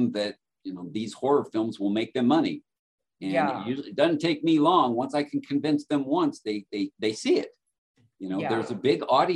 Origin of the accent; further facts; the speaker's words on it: Southern California, United States; moved away as an adult; now in Phoenix, United States; I'm from Southern California.